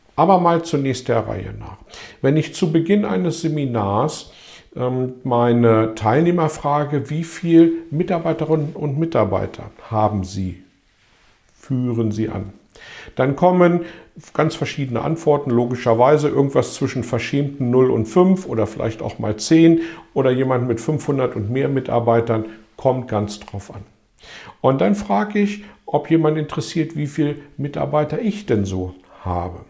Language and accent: German; Hanover, Lower Saxony, Germany; in meiner Heimatstadt Hannover